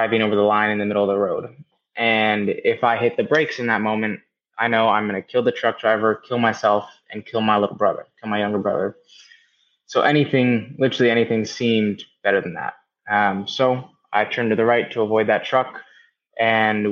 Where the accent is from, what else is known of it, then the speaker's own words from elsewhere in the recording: the Bay Area, Northern California, United States; also born or lived in Marin County, California; I am originally from Northern California, the Bay Area to be exact. I grew up there kind of in the bubble of what was normal